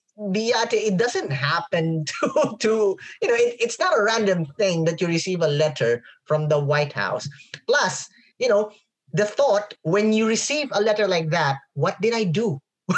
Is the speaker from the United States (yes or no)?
yes; United States; coming from, I'm an American, so...